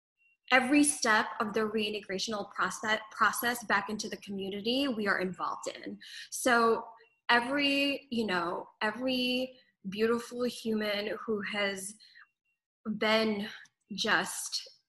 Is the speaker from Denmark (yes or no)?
no; Philippines; moved away; I was born in the Philippines, so growing up, also my mom was a journalist and news anchor